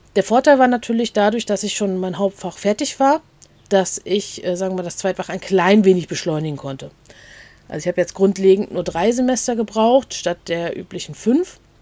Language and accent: German; a village near Schwerin, Mecklenburg-Vorpommern, Germany; now in Rostock, Germany; aufgewachsen auf dem Dorf. Das hatten wir schon mal gesagt, in der Nähe von Schwerin.